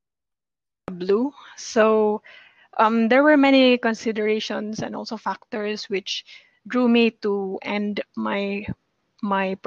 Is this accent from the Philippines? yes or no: yes; Philippines; I'm from the Philippines